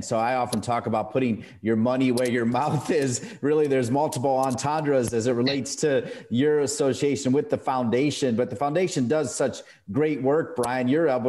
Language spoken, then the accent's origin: English; Ohio, United States; I'm also from Ohio.